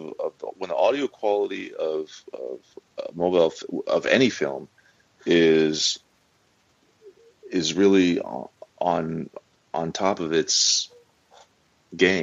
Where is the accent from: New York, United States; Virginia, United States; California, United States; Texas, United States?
California, United States; Los Angeles; born and raised in Los Angeles